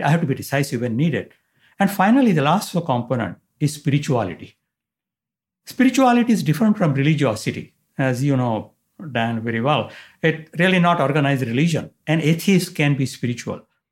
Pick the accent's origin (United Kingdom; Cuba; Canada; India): India; moved away as an adult; now in San Diego, United States; I was born and raised in India